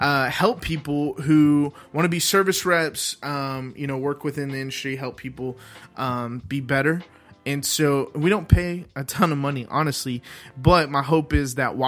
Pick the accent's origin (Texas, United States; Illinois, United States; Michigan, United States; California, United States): Texas, United States; Dallas; grew up in Dallas, Texas